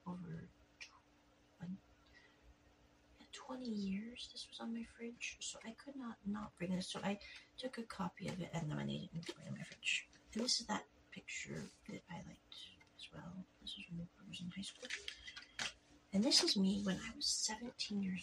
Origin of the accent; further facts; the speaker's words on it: United States; I am an American person.